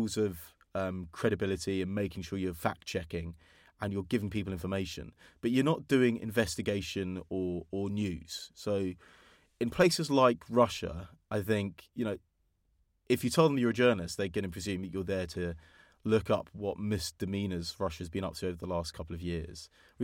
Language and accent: English; England, United Kingdom; I'm from England